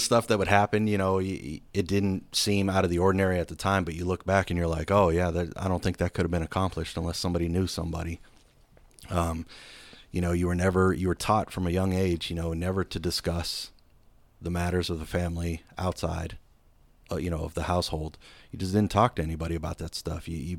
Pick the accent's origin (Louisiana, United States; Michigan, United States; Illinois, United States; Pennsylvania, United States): Pennsylvania, United States; Erie; Yeah, I grew up in Erie, Pennsylvania, and my neighborhood was called Little Italy, and it was a bunch of, you know, either first, second, third, fourth generation Italian immigrants